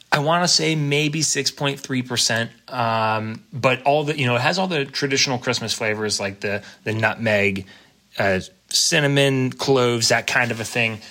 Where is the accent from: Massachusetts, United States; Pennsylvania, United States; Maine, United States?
Pennsylvania, United States; moved away; earlier PA days